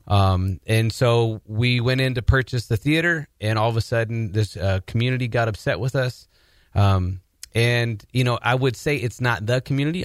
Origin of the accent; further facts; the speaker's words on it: Portland, Oregon, United States; my background is that I'm originally from Portland, Oregon.